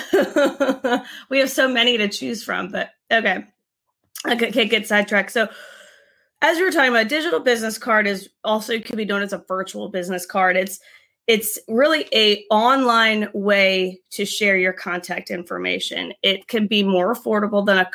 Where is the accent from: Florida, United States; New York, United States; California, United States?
Florida, United States; Tampa; we're from Tampa